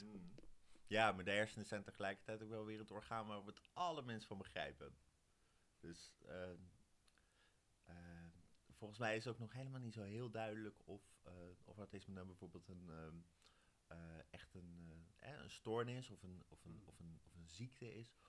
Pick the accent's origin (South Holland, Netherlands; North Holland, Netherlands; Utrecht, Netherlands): Utrecht, Netherlands; Wijk bij Duurstede; ik kom uit Wijk. Dat is hier 8 kilometer vandaan